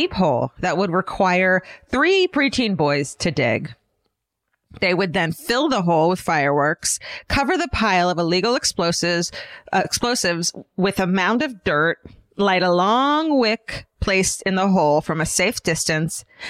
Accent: California, United States; I'm from California

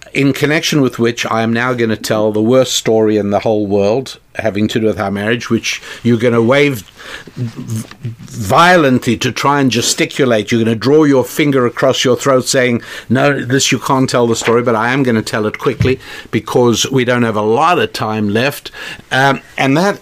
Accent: South Africa; moved away; Back when I was growing up in South Africa

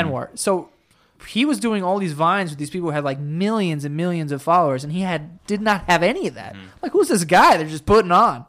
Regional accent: New York City, New York, United States; I was born and raised here, like 30 minutes from here.

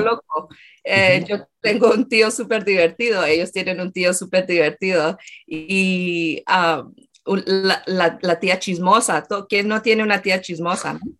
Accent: Colombia; moved away; yo era de Colombia

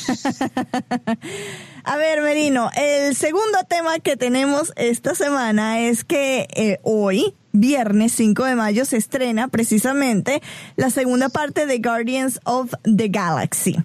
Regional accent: Venezuela; now in Atlanta, United States; crecí en Venezuela, nací crecí en Venezuela

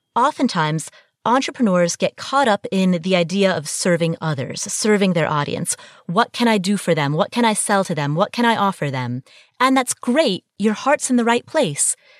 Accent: Kathmandu, Bagmati, Nepal; I was born in Kathmandu, Nepal, and I come from a family that has a long tradition of arranged marriage

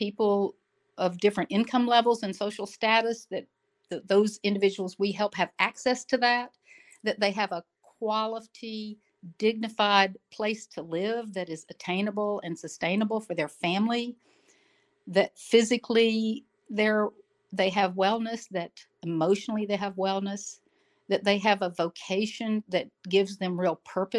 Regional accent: Jackson, Mississippi, United States; moved away as an adult; also born or lived in Vicksburg / Memphis; now in Miami, United States; actually born in the heart of the South in Vicksburg, Mississippi, grew up in Jackson. I still call that my hometown.

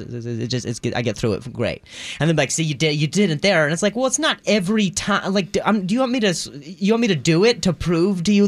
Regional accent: Indiana, United States; now in Los Angeles, United States; I was born in Indiana

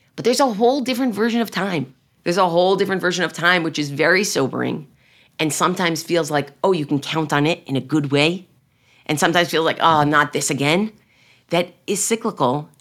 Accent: United States; I'm really speaking as an American Jew, as an American Zionist

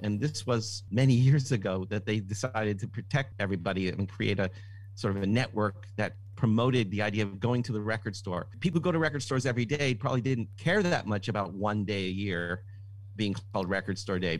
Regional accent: Toronto, Ontario, Canada; I'm from Toronto.

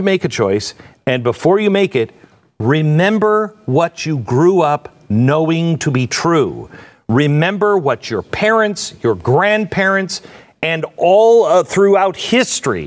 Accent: West Coast, United States; moved away; I grew up on the West Coast

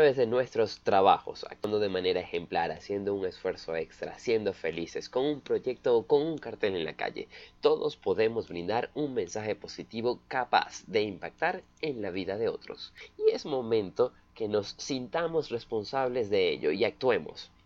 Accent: Valencia, Carabobo, Venezuela; soy de Caracas, soy de Valencia, una ciudad cerca de Caracas

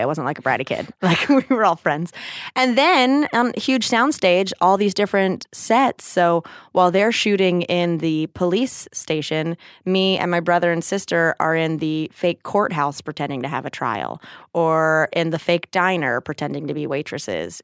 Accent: North Carolina, United States; also born or lived in New Jersey; I was actually born in New Jersey and moved to North Carolina when I was seven

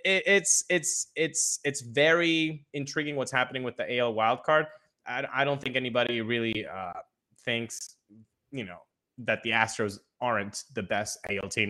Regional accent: Venezuela; I was born in Venezuela, grew up in Venezuela

